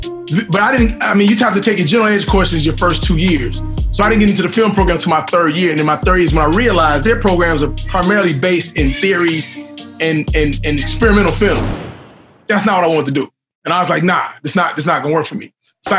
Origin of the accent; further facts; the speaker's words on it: Chicago, Illinois, United States; went to film school at Columbia College in Chicago. So right. Chicago is a huge part of who I am and my voice